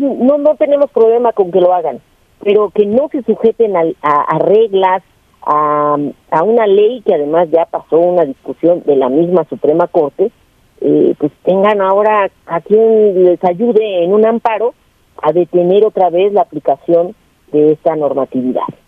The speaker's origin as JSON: {"language": "Spanish", "country": "Mexico", "said": "nosotros como mexicanas y mexicanos"}